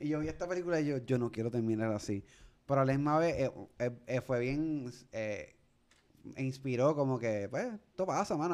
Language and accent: Spanish; Puerto Rico; yo soy de aquí de Puerto Rico